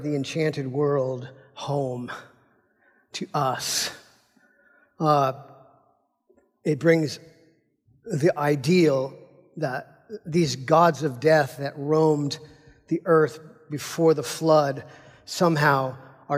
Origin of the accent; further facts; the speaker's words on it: United States; as American Christians, we're Americans